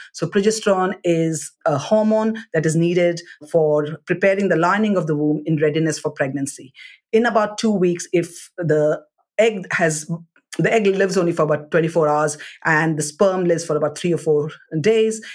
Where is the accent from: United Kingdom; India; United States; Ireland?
India; South India; I'm from South India